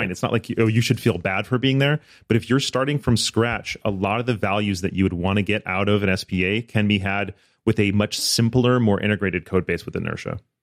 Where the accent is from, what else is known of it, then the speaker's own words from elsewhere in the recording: outside of Ann Arbor, Michigan, United States; moved away as an adult; also born or lived in Florida; I grew up in, outside of Ann Arbor